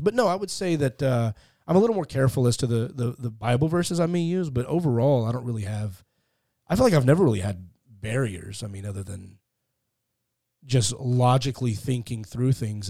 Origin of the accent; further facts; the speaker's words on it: Fort Worth, Texas, United States; moved away as an adult; also born or lived in Beverly Hills; now in Los Angeles, United States; I grew up in, uh, Fort Worth, Texas